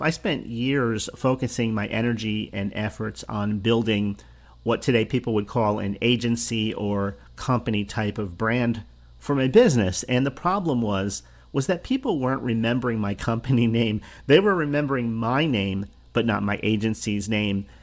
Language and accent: English; New Jersey, United States; I grew up in New Jersey, the state of New Jersey